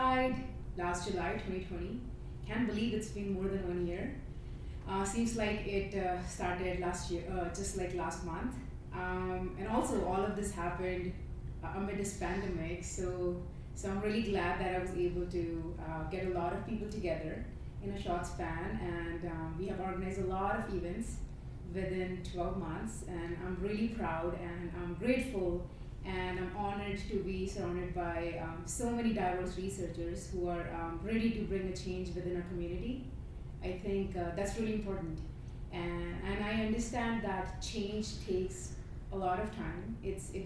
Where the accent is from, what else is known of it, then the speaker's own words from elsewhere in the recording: India; moved away as an adult; now in Calgary, Canada; I'm from India. I came to Canada in September 2018